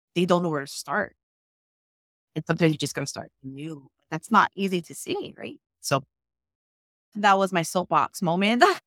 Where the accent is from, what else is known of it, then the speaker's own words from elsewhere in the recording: Molokai, Hawaii, United States; I'm even from Molokai, not in Lahaina.